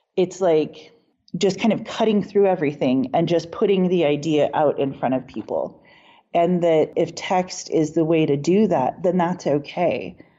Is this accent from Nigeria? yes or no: no; Lawrence, Kansas, United States; also born or lived in Taos, New Mexico / New Hampshire; now in Boulder, United States; when I growing up in Lawrence, Kansas, I was native in a predominantly white community. And then when I moved to New Mexico and we lived in Taos